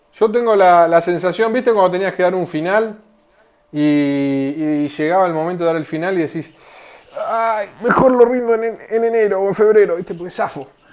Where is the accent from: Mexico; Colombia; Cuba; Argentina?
Argentina; soy argentino